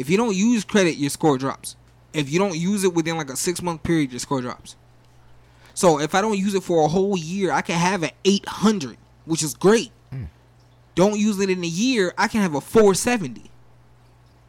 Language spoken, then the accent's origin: English; New Jersey, United States; now in Broward County, United States; I'm originally from Jersey